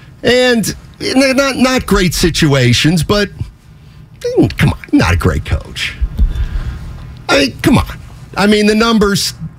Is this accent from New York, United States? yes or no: no; Wyomissing, Pennsylvania, United States; also born or lived in Temple, Pennsylvania; you know I'm from Y Missing, Pennsylvania.